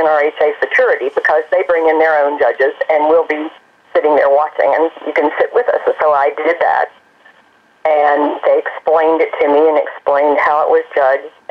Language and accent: English; East Tennessee, United States; moved away as an adult; also born or lived in Greensboro; I grew up in East Tennessee, and we always had horses